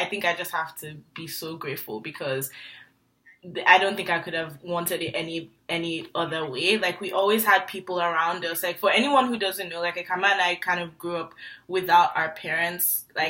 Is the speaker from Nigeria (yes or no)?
yes; Nigeria; born or raised there; moved away as an adult